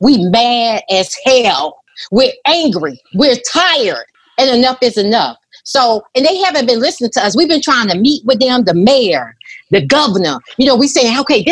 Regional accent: Brunswick, Georgia, United States; now in Atlanta, United States; I'm from Brunswick, Georgia. So when I saw Ahmaud Arbery, you know, Ahmaud Arbery is from my hometown. I was born in Brunswick, Georgia

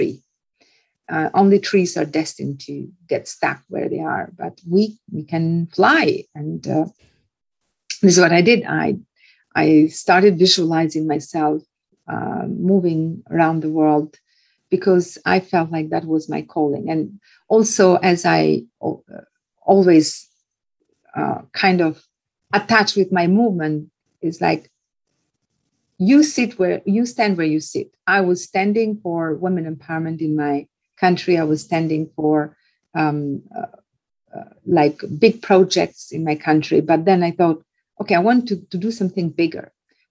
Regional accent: Albania; moved away; also born or lived in Tirana; So I managed to take myself out of that village to a little town, and then from a little town to a bigger city. And I ended up in the capital city of my home country, Albania

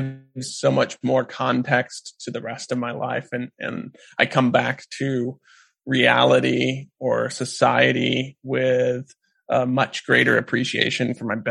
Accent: South Central Missouri, United States; moved away as an adult; also born or lived in Alaska; I grew up in South Central Missouri

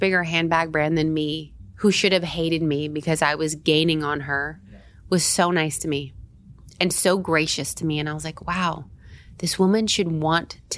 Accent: Tampa, Florida, United States; also born or lived in San Diego, California; now in New York, United States; I was born in San Diego, but I lived in Tampa, Florida, like small town

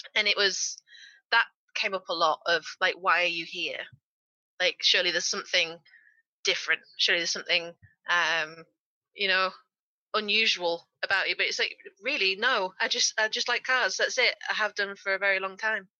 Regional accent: Yorkshire and the Humber, United Kingdom; I was raised in Yorkshire, which is a county in England

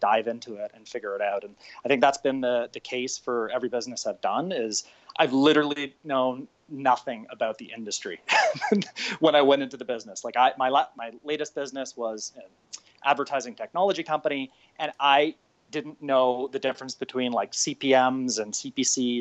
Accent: just outside of Toronto, Ontario, Canada; So I'm Canadian. I grew up just outside of Toronto

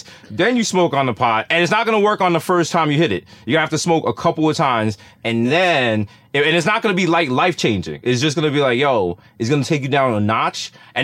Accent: New York City, New York, United States; I'm from the Bronx

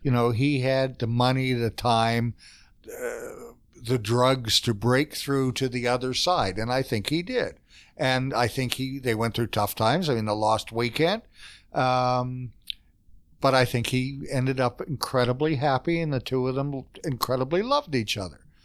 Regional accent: Fredericton, New Brunswick, Canada; accent: Eastern Canada; I come from New Brunswick, which is a province torn apart by language

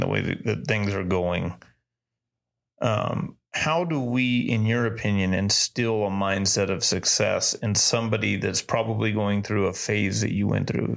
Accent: Spring City, Tennessee, United States; growing up in Tennessee, growing up in Spring City, Tennessee

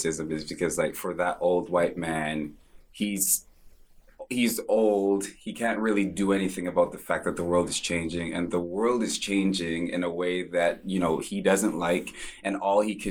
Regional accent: Vancouver, British Columbia, Canada; growing up in Vancouver

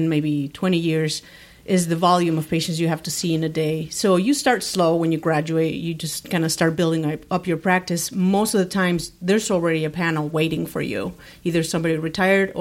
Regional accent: Mexico City, Mexico; moved away as an adult; also born or lived in Spain; now in Grand Rapids, United States; I was born in Mexico, Mexico City, big, huge city.

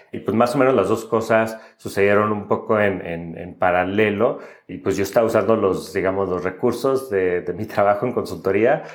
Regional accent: Monterrey, Nuevo León, Mexico; moved away as an adult; yo nací y crecí en, en Monterrey

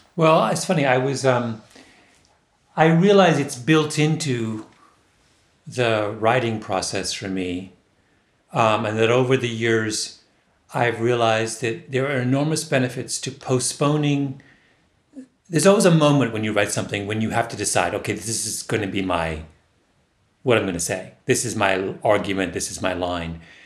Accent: Waterloo, Ontario, Canada; Waterloo, my hometown

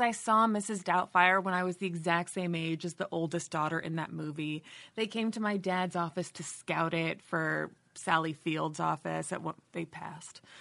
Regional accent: San Francisco, California, United States; I was born in San Francisco

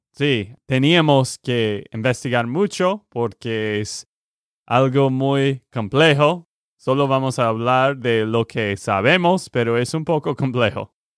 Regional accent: Texas, United States; de Texas, Estados Unidos

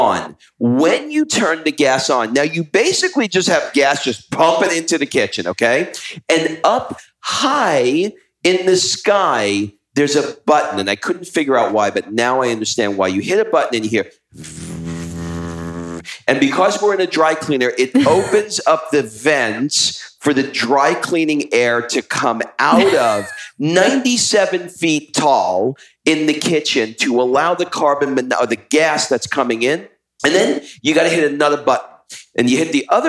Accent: United States; we're from America

